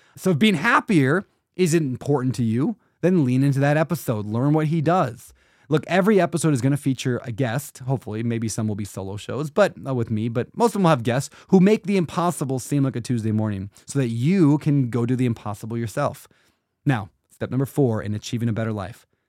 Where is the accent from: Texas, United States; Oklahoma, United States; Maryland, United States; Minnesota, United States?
Minnesota, United States; I was born in Blue Collar, Minnesota